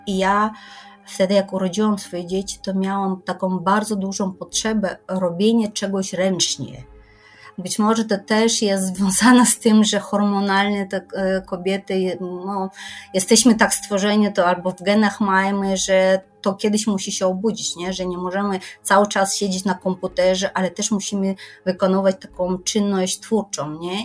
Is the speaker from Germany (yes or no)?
no; Kyrgyzstan; Polish is a second language; now in Poland; ja pochodzę z Kirgistanu